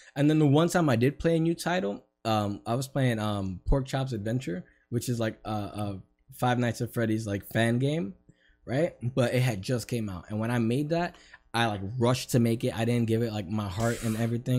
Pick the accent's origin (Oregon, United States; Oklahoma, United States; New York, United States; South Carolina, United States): New York, United States; now in Florida, United States; I'm from New York